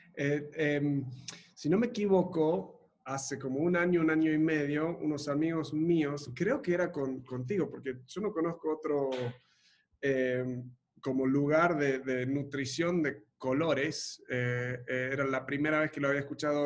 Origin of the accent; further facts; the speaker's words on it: Argentina; also born or lived in Montevideo, Uruguay; now in Mexico; vengo de, Argentina, me crié en Argentina